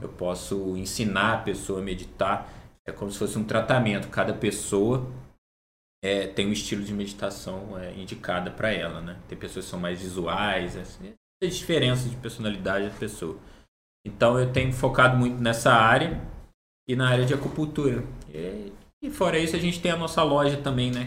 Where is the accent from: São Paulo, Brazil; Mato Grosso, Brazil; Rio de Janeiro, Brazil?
Rio de Janeiro, Brazil; Barra Mansa; Eu sou natural de Barra Mansa